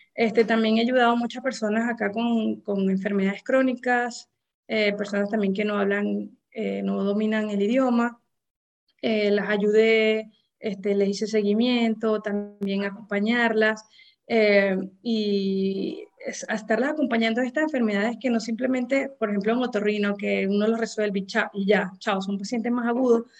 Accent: Venezuela; moved away as an adult; now in United States; cada vez vamos a ser más, más venezolanos en, este sistema de, médico eh, en los Estados Unidos

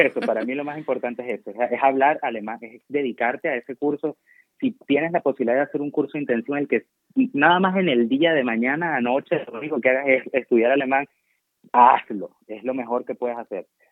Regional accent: Venezuela; moved away as an adult; now in Germany; me iba a quedar en Venezuela

